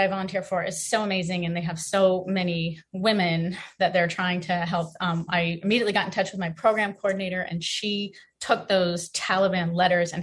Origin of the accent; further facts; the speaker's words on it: United States; an American woman